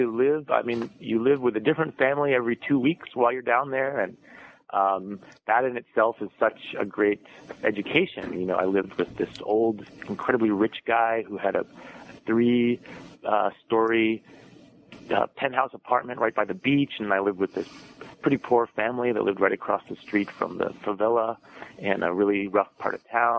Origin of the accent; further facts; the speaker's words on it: Madison, Wisconsin, United States; Despite my Italian name, I am from Madison, Wisconsin. That's where I grew up.